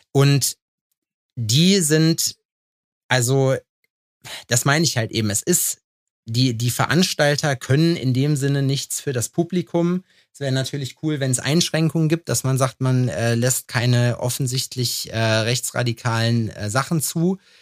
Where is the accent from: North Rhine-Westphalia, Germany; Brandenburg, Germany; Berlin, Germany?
North Rhine-Westphalia, Germany; Lüdenscheid; moved away; also born or lived in eastern Germany; früher bei uns in Lüdenscheid oder in Halfa